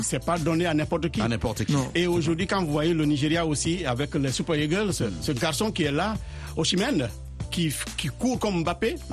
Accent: Guinea; moved away; also born or lived in Congo; la Guinée, euh, mon pays natal

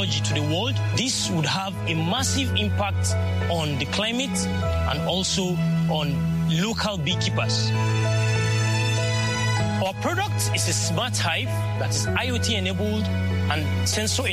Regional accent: Jos, Plateau, Nigeria; I am 23 years old and I am from Jos, Nigeria

